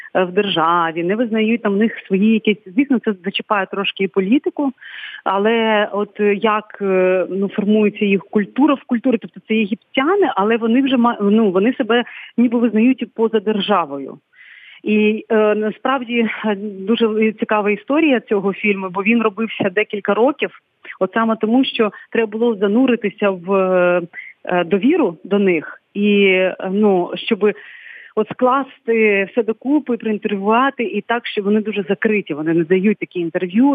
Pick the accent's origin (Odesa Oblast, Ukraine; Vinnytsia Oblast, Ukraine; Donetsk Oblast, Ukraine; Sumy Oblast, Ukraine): Odesa Oblast, Ukraine; Krynychne; я звідси родом з я з Криничного, з Болградського району.